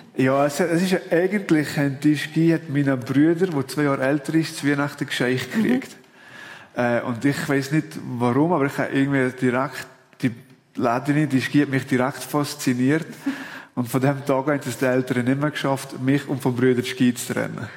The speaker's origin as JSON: {"language": "German", "region": "Valais", "country": "Switzerland", "said": "als Walliser"}